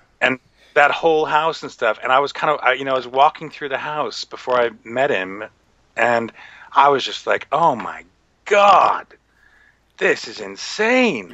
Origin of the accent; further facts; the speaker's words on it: United States; moved away; I'm American.